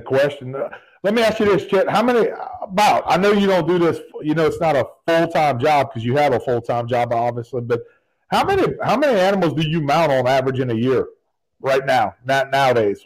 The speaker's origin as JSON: {"language": "English", "area": "Evangeline Parish", "region": "Louisiana", "country": "United States", "tie": "born or raised there", "said": "I grew up in Evangeline parish."}